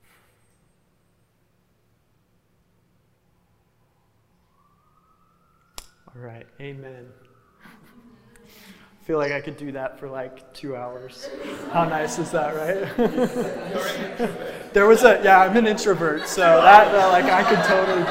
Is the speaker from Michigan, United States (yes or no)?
no; Reno, Nevada, United States; I grew up in Reno, Nevada, over towards the West Coast